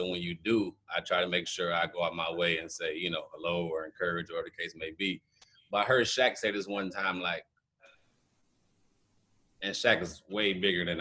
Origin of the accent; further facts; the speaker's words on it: Cleveland, Ohio, United States; also born or lived in Kent, Ohio; Cleveland, Ohio, born and raised